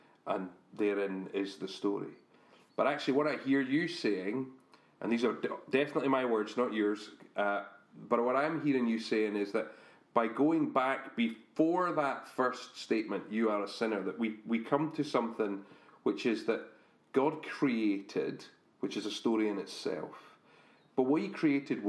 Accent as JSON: {"language": "English", "region": "Scotland", "country": "United Kingdom", "said": "we're Scottish"}